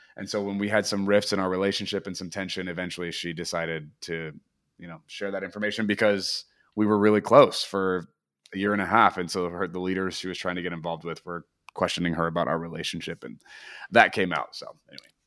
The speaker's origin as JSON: {"language": "English", "town": "Portland", "region": "Oregon", "country": "United States", "also_born_or_lived": "Redding, California", "moved": "yes", "lives_now": "Nashville, United States", "said": "I am from Portland, Oregon, but I currently live in Nashville, Tennessee."}